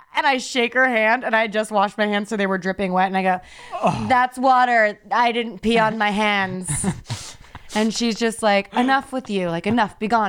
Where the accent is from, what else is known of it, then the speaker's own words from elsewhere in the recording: Oakland, California, United States; And I said, nah, I'm from Oakland.